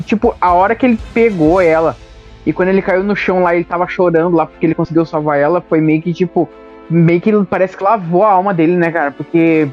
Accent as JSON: {"language": "Portuguese", "region": "interior of Rio Grande do Sul", "country": "Brazil", "said": "Eu sou do Rio Grande do Sul, do interior do Rio Grande do Sul"}